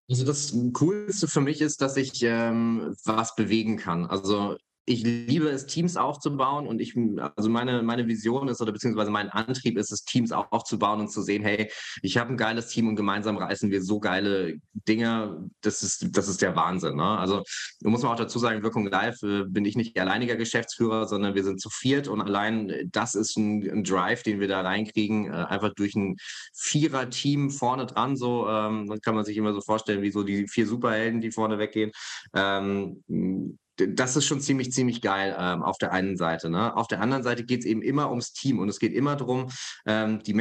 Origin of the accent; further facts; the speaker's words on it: Hesse, Germany; Ich komme ja aus Hessen, aus der Nähe von Frankfurt.